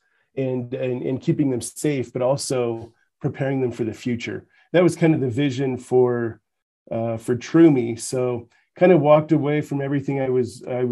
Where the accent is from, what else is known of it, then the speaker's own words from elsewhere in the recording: Canada; accent: Canadian; now in Utah, United States; So you're going to pick up on a Canadian accent. I'm originally from Canada, but I've been in Utah